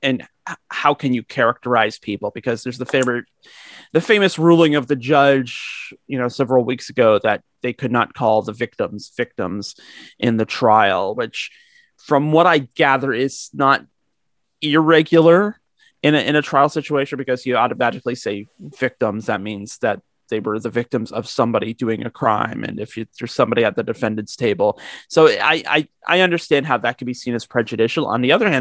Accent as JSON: {"language": "English", "country": "Canada", "said": "speaking as a Canadian"}